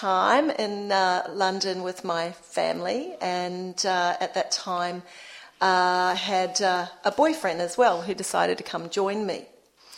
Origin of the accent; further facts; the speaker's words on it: Wellington, New Zealand; moved away as an adult; I'm from Wellington. It's really safe there